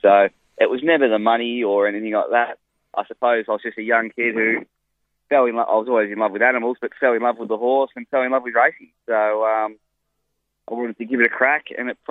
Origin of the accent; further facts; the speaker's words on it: Melbourne, Victoria, Australia; also born or lived in Fitzroy; I was born in Fitzroy and did a lot of my early childhood in Port Melbourne